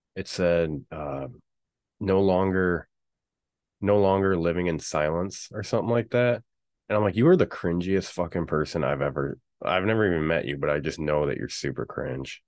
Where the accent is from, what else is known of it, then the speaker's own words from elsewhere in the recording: Michigan, United States; I'm from Michigan